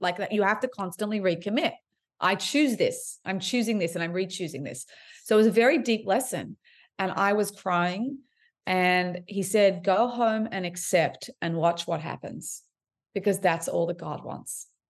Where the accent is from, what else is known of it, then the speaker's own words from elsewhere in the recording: Sydney, New South Wales, Australia; also born or lived in Montreal, Quebec, Canada; I was raised in Sydney, Australia, and, uh, but I was born in Montreal, Quebec.